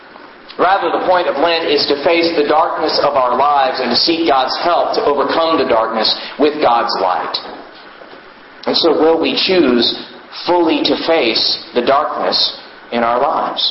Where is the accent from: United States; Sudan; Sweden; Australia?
United States; Houston, Texas; I grew up in Houston